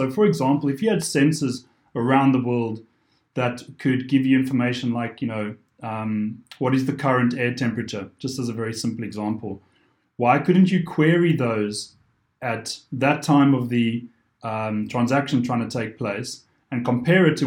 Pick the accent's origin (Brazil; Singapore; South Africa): South Africa; moved away; being South African originally